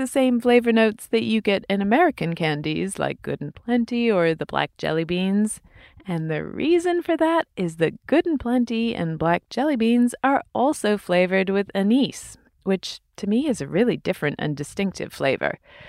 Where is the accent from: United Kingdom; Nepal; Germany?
United Kingdom; England; I grew up in England